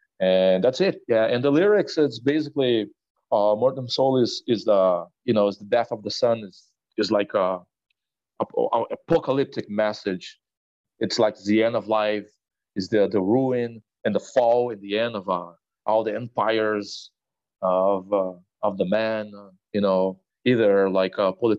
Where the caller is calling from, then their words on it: Brazil; I play drums for the death metal trio …, and I am talking from Brazil right now.